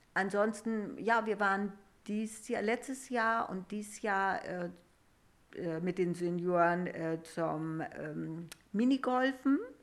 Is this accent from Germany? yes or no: yes; Rausdorf, Schleswig-Holstein, Germany; ich komme ja auch aus Rausdorf, ich bin hier getauft mhm. und unsere Hochzeit hat hier stattgefunden